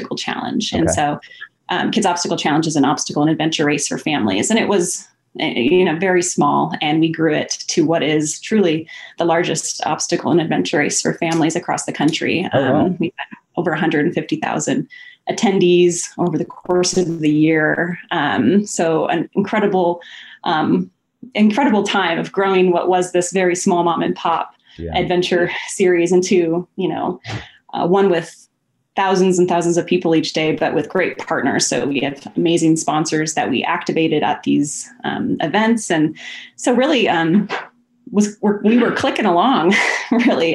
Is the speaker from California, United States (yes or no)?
no; Puget Sound, Washington, United States; also born or lived in Hawaii; now in Portland, United States; I was raised in the Puget Sound